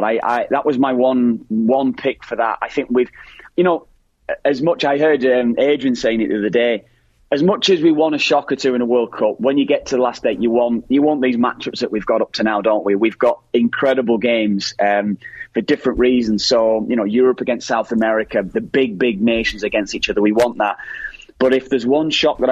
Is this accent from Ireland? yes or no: yes; Ireland; as Irish lads